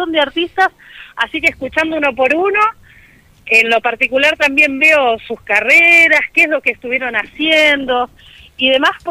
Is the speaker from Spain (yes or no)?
no; Argentina; calculo que, que como argentinos esto de la solidaridad entre nosotros y demás queda como un mal recuerdo esto.